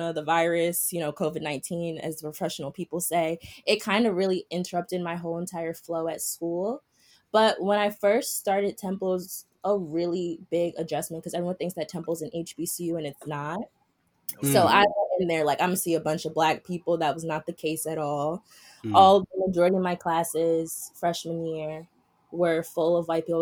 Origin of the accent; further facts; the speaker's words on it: New York City, New York, United States; growing up in Harlem.